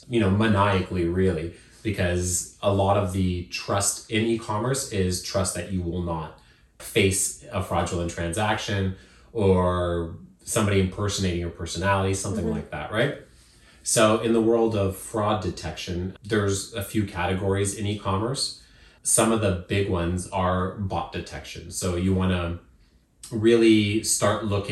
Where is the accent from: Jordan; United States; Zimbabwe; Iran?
Zimbabwe; moved away; where I was born in Zimbabwe is not as expensive